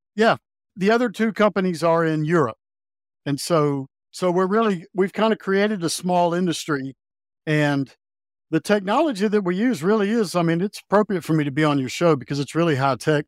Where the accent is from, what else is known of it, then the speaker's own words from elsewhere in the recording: North Carolina, United States; now in Montana, United States; I grew up in North Carolina